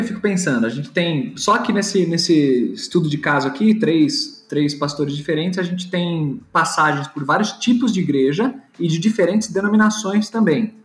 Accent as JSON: {"language": "Portuguese", "region": "São Paulo", "country": "Brazil", "said": "Eu sou paulistano"}